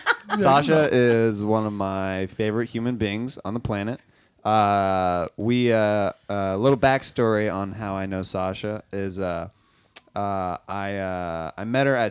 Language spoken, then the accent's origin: English; Overland Park, Kansas, United States; moved away; my hometown is Overland Park.